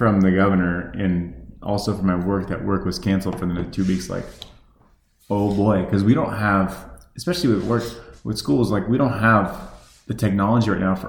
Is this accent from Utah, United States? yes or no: no; Arizona, United States; growing up in Arizona